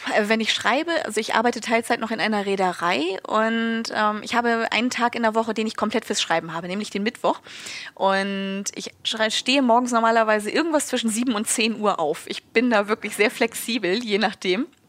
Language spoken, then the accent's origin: German; Schleswig-Holstein, Germany; ich komme aus Schleswig-Holstein